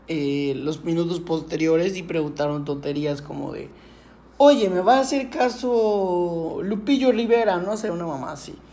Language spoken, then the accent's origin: Spanish; Yucatán, Mexico; nosotros somos de Yucatán